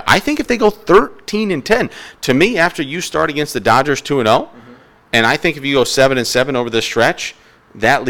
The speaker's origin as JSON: {"language": "English", "region": "New York", "country": "United States", "tie": "born or raised there", "said": "I grew up in New York, and I absolutely loved Howie Rose and Gary Cohen and Ron Darling and Keith Hernandez growing up in New York"}